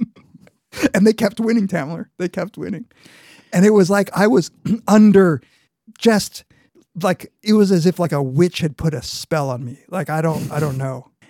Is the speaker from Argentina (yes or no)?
yes; Argentina; moved away; I was born in Argentina. Half my family is from Argentina.